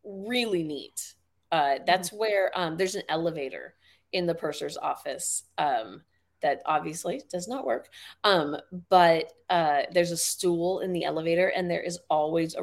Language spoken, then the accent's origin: English; the Bay Area, California, United States; I grew up in the Bay, so I grew up with the Winchester Mystery House